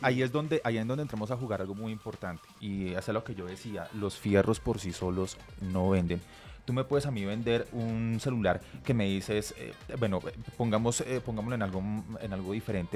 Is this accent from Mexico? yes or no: no; Colombia; somos, colombianos